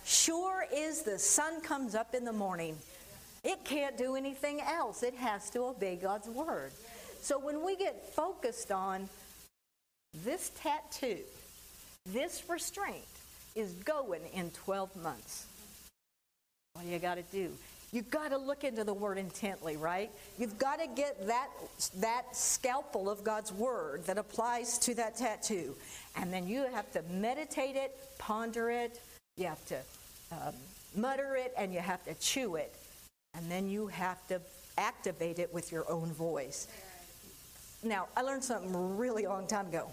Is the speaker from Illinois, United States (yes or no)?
no; California, United States; I grew up in California